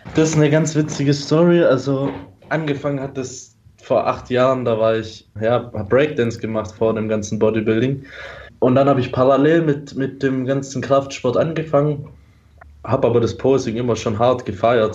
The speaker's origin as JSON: {"language": "German", "town": "Stuttgart", "region": "Baden-Württemberg", "country": "Germany", "said": "Ich bin aus Stuttgart."}